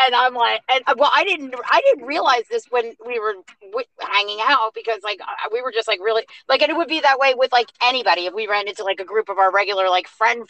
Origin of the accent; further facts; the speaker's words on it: New Jersey, United States; moved away; also born or lived in Virginia Beach; we're originally from Jersey, I came from Virginia Beach